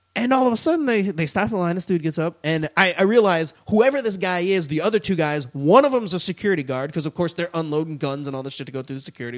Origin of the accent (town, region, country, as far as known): United States